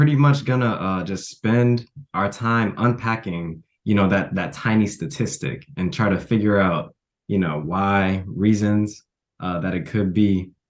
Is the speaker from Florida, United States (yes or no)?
no; Chicago, Illinois, United States; also born or lived in Killeen; now in Austin, United States; I am an MS1 at Dell Medical School in Austin, Texas. I'm originally from Chicago, but I went to high school in Killeen, Texas, went to undergrad at UT in Austin